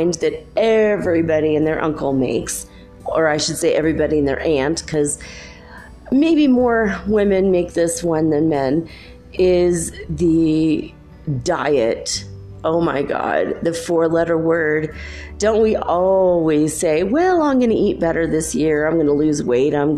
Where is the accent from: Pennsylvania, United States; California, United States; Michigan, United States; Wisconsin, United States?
California, United States; moved away as an adult; also born or lived in Minnesota; now in Cuenca, Ecuador; I am from originally California. I grew up in California and a little bit in Minnesota. And so that's where my accent's from